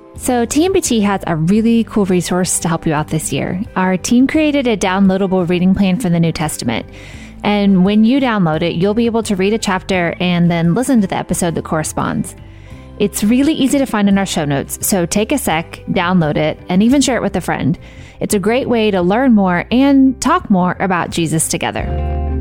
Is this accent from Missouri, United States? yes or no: yes; Missouri, United States; I grew up in Missouri and went to college in Missouri, and I live in Missouri